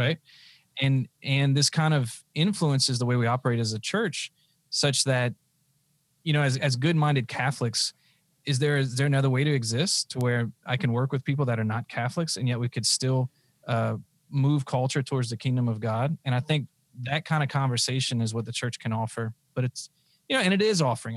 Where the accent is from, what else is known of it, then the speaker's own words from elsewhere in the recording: United States; I live here. This is my country. And so, yeah, I'm proud to be an American.